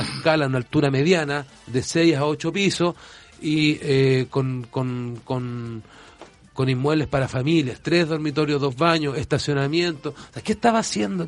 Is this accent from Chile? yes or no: yes; Valparaíso, Chile; yo soy arquitecto, soy porteño, profundamente de padres, madre, abuelos, bisabuelos